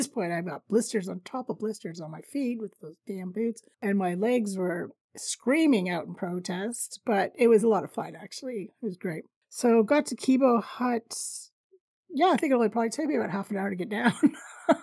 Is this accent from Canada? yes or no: yes; Canada; I'm Canadian